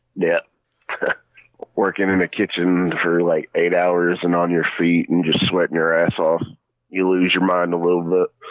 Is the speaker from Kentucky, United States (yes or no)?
yes; Kentucky, United States; now in Tennessee, United States; I'm from Pistol City, Kentucky, even though I am a Tennessee boy. I was a original Kentucky boy.